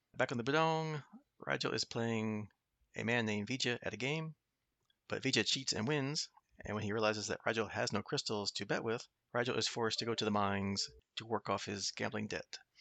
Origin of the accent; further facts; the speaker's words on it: United States; being American